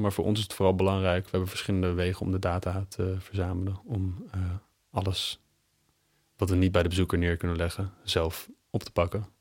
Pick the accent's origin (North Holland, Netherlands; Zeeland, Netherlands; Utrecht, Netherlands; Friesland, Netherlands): North Holland, Netherlands; Amsterdam; Ik eh, kom uit Amsterdam. Ik ben een Amsterdammer.